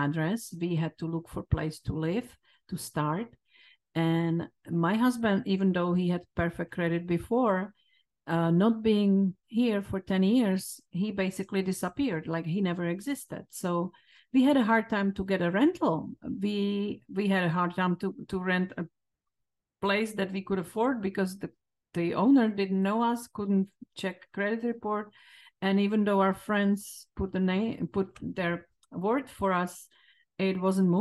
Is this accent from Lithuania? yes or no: no; Czechia; English is a second language; moved away as an adult; now in United States; my home country